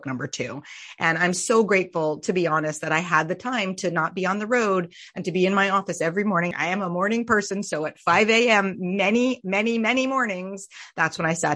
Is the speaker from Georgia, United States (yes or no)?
no; Vermont, United States; I was raised in Vermont